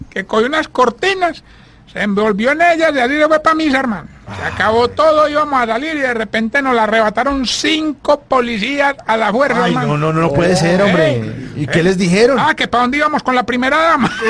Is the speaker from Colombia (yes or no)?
yes; Colombia; Soy orgullosamente colombiano.